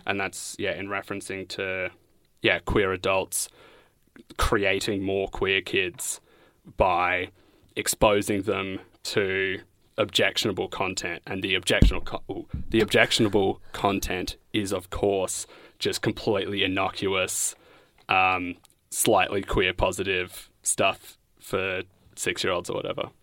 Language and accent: English; Bendigo, Victoria, Australia; now in Coburg, Australia; I'm from Bendigo. I live in Coburg.